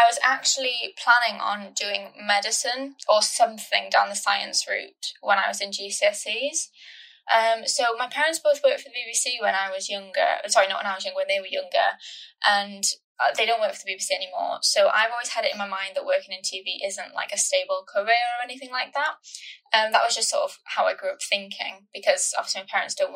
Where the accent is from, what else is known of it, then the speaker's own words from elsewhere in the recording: Ammanford, Wales, United Kingdom; moved away as an adult; also born or lived in Salford; Growing up in Ammanford, which is sort of kind of, I feel like, in the middle of nowhere